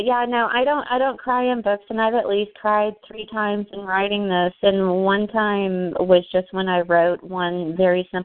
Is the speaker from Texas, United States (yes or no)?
yes; Texas, United States; I'm a Southern girl. I'm from Texas. I'm sitting here in Dallas